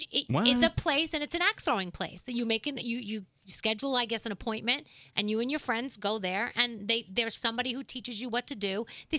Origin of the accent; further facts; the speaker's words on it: New York City, New York, United States; I have history with her growing up in the Bronx, and she went to my old high school